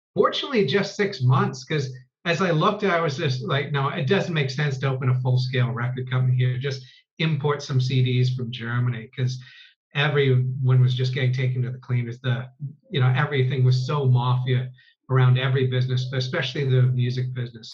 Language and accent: English; Canada; I grew up in Canada and I was born in 71.